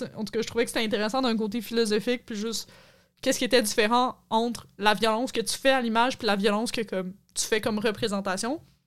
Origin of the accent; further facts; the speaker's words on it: Quebec, Canada; en tant que Québécois, je connais ça